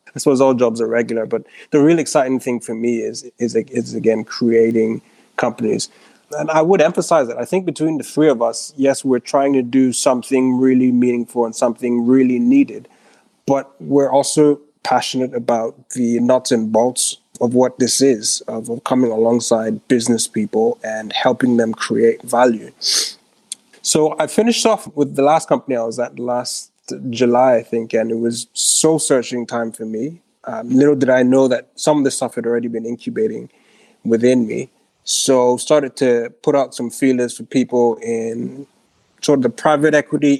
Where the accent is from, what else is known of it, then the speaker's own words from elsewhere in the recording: Ghana; also born or lived in Switzerland; So I grew up in Ghana, as I mentioned. Lived there. Well, actually spent a bunch of my childhood in Switzerland. My mom moved when I was 14.